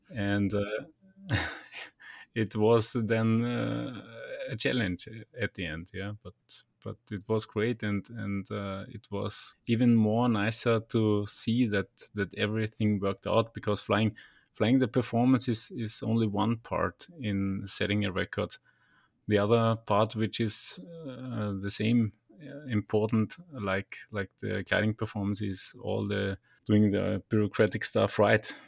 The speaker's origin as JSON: {"language": "English", "town": "Linz", "region": "Upper Austria", "country": "Austria", "tie": "born or raised there", "said": "back in Linz, where we, my hometown is"}